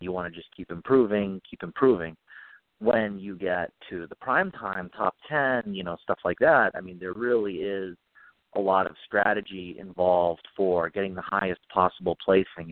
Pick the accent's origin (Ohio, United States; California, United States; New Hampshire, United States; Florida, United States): New Hampshire, United States; Nashua; I grew up in Nashua, New Hampshire, which is right on the Mass border, southern New Hampshire